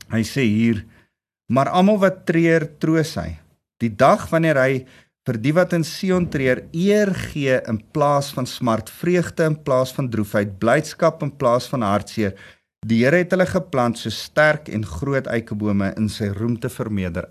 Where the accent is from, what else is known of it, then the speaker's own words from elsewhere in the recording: South Africa; Ons as Suid-Afrikaanse volk